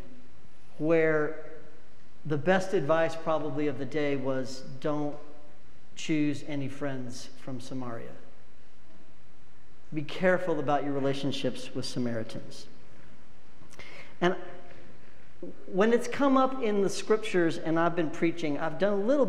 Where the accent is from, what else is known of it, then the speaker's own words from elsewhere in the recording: Wyoming, United States; I'm from Wyoming.